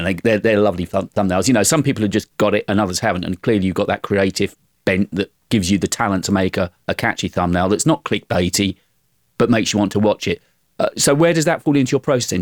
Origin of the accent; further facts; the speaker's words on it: United Kingdom; accent: British; being British.